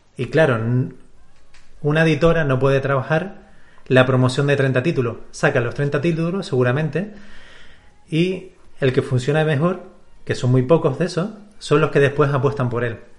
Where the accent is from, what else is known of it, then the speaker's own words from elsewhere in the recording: Canary Islands, Spain; nací aquí en Canarias